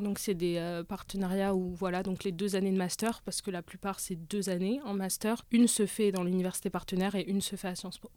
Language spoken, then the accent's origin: French; France; en tant que français